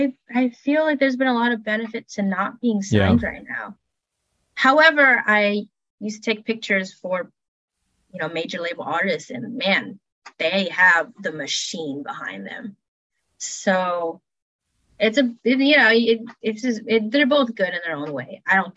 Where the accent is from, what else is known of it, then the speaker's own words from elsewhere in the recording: Chicago, Illinois, United States; Yeah, I would say Lollapalooza, just because I'm from Chicago, like that's my home city because of art school.